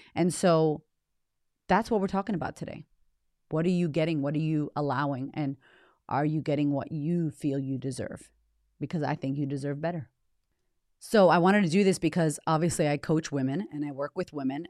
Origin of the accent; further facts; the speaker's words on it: United States; moved away as an adult; now in Australia; I'm American by nature, by, uh, D N A, born in America